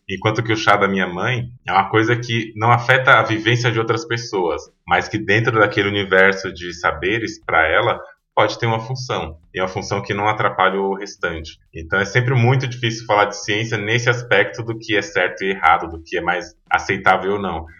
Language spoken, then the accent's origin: Portuguese; São Paulo, Brazil; also born or lived in Feira de Santana, Bahia; Eu nasci em Feira de Santana, na Bahia. Vim de lá da Bahia com um ano de idade, o Rodrigo um pouquinho mais velho, que é meu irmão, e fui criado praticamente a vida inteira aqui em São Paulo